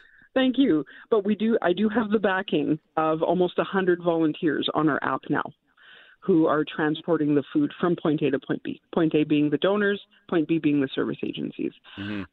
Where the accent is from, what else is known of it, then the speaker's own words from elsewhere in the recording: Winnipeg, Manitoba, Canada; I grew up in the North End, went to St. John's High School